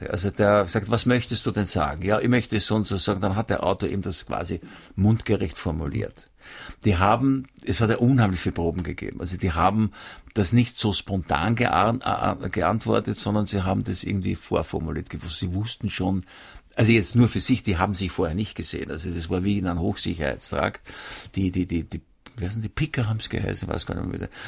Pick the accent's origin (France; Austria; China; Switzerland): Austria; Vienna; Ich bin in Wien aufgewachsen.